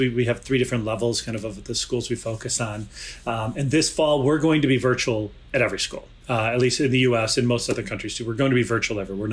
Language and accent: English; Chicago, Illinois, United States; I am from Chicago. I've grown up here